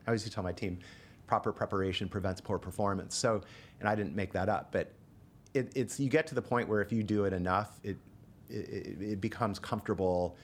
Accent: Ottawa Hills, Ohio, United States; moved away as an adult; also born or lived in Denver / Chicago; Growing up in Ohio was the best. I grew up in Ottawa Hills, which is just outside of Toledo

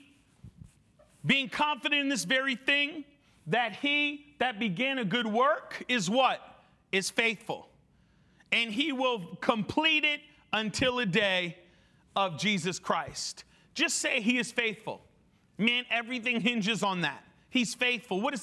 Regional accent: New England, United States; moved away; I come from New England. I was born and raised there

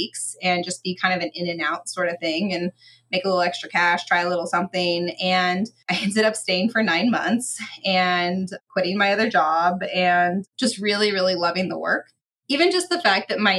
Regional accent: Orange County, Southern California, United States; now in Beaumont, Kansas, United States; I am originally from Southern California. I'm from Orange County, the OC, but I grew up basically next to some of the very last orange trees in Orange County

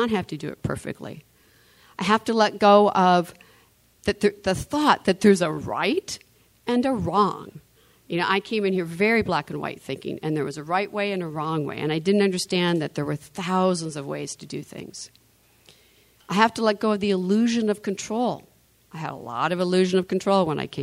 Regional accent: Michigan, United States; I'm from Michigan.

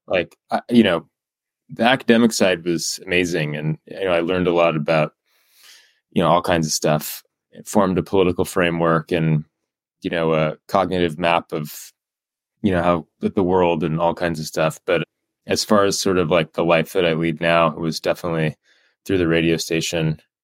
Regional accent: Encinitas, California, United States; moved away as an adult; also born or lived in Davis, California; now in San Francisco, United States; I grew up in North County, San Diego, so, like, Encinitas area

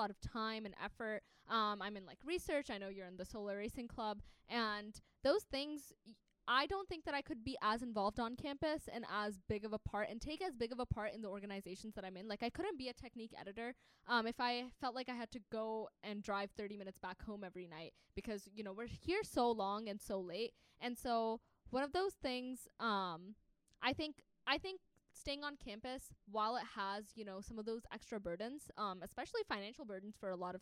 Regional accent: Tennessee, United States; moved away as an adult; also born or lived in Pakistan; now in Atlanta, United States; I'm out of state. I'm from Tennessee

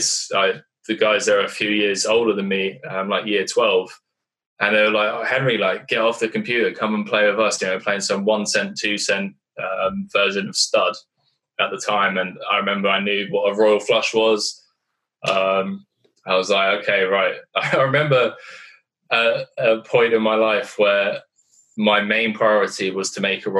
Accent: United Kingdom; moved away; also born or lived in Eastern Europe; I'm a British guy in Eastern Europe

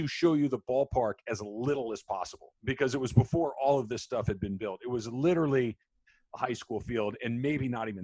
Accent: Southern California, United States; I grew up in Southern California

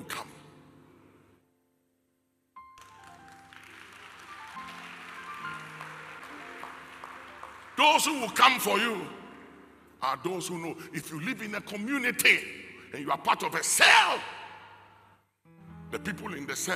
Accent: Ghana; I know why God put me in Ghana, and I'm okay as a Ghanaian

